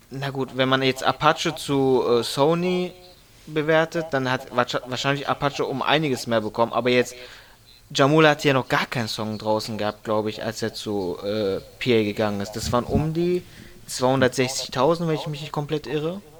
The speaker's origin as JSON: {"language": "German", "town": "Frankfurt", "region": "Hesse", "country": "Germany", "said": "Ich fand auch … als Frankfurter natürlich extrem geil."}